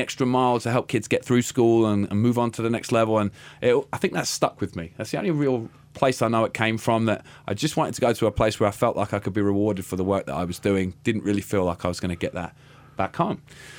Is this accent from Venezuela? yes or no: no; England, United Kingdom; My mum was a teacher growing up in England.